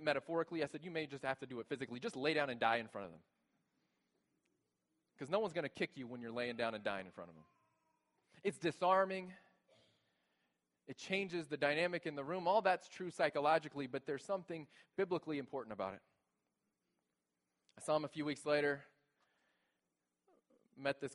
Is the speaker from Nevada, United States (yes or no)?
no; Texas, United States; moved away as an adult; now in Grand Rapids, United States; we're new here. We're from Texas, and this is new to us.